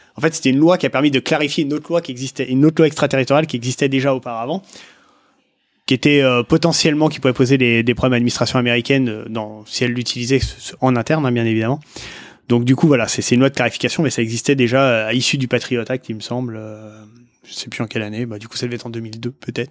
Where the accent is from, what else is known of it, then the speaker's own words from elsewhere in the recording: France; je dis français parce qu'on est français